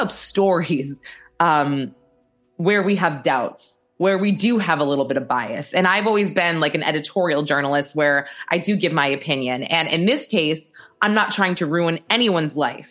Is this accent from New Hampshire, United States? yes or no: yes; New Hampshire, United States; now in New York, United States; I'm from New Hampshire. Now I live in New York.